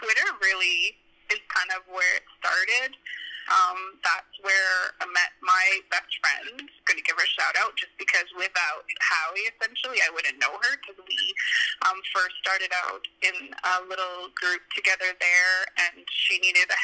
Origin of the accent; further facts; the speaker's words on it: bottom corner of Alberta, Canada; now in Edmonton, Canada; my hometown is in the bottom corner of Alberta